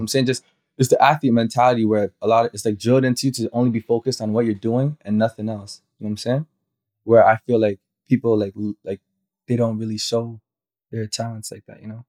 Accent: Toronto, Ontario, Canada; also born or lived in Dallas, Texas; I'm from Scarborough

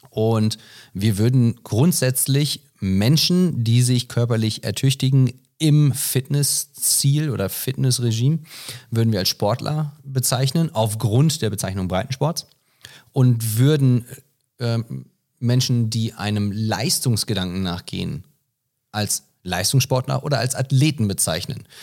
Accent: United States; Ah, also ich bin Amerikaner.

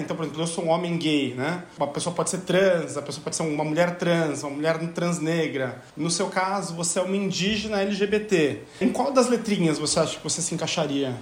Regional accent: Brazil; nem somos portugueses, somos brasileiros

